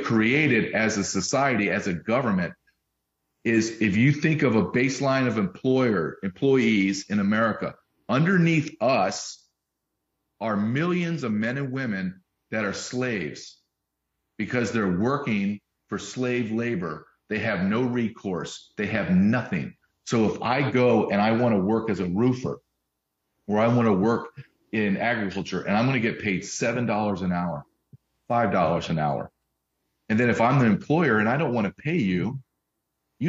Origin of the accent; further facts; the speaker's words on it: Deep South, United States; also born or lived in Massachusetts / Arkansas; I was born in Massachusetts, but I grew up in the deep South, Louisiana, Alabama, went to college in Arkansas.